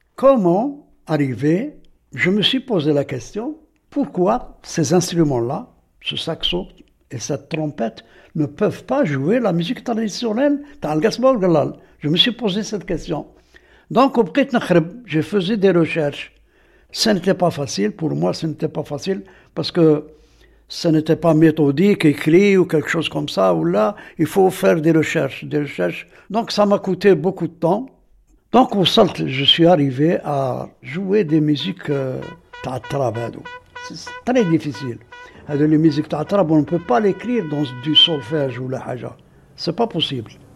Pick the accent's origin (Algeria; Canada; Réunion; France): Algeria; Aïn Témouchent, Aïn Témouchent Province; je suis né ici à Temouchent et j'ai grandi ici à Timouchen jusqu'à maintenant